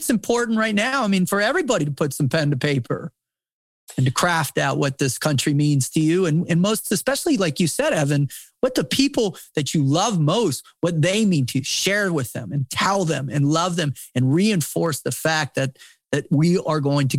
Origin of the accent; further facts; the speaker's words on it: United States; born there; To stand in awe of God's grace that I was born in the United States.